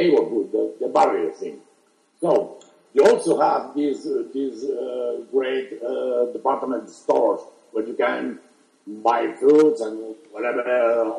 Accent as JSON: {"language": "English", "town": "Barcelona", "region": "Catalonia", "country": "Spain", "moved": "yes", "lives_now": "Madrid, Spain", "said": "I'm originally from Barcelona, but I've been living here in Madrid for almost 40 years now."}